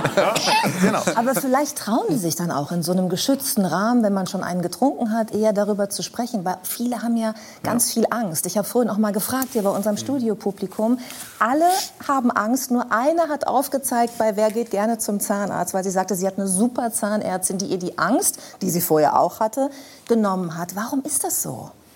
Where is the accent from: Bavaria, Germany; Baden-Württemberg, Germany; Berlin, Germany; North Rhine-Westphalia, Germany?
North Rhine-Westphalia, Germany; bei uns in Ostwestfalen